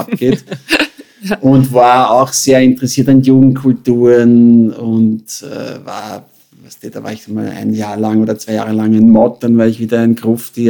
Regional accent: Carinthia, Austria; moved away as an adult; ich bin geboren in, worden in Kärnten, hineingeboren in eine schwierige Familienkonstellation

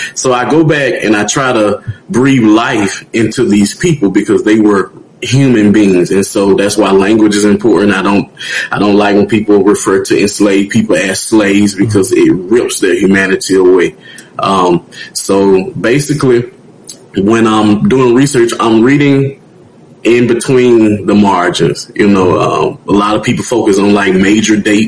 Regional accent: Tuskegee, Alabama, United States; I'm from Tuskegee, Alabama.

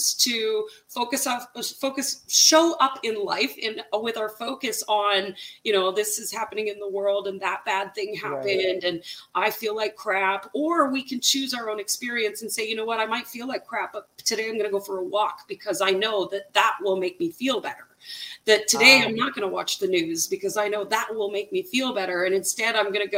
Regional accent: Canada; I'm Canadian

